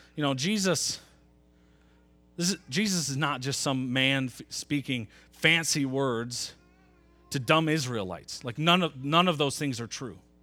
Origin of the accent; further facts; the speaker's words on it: Metro Grand Rapids, Nashville, Michigan, United States; I was in fourth grade. We moved from Metro Grand Rapids